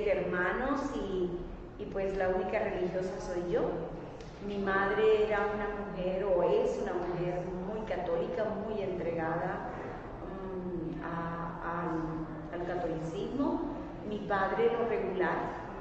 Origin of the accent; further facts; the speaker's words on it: Colombia; moved away as an adult; also born or lived in South Korea; now in Washington, D.C., United States; soy colombiana. estoy aquí en los Estados Unidos hace más o menos unos 18 ah, años en el área metropolitana de Washington, D.C.